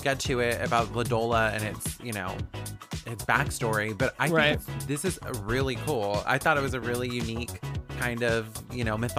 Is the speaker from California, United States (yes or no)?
yes; Vallejo, California, United States; growing up where I grew up in Vallejo, where we had the Zodiac Killer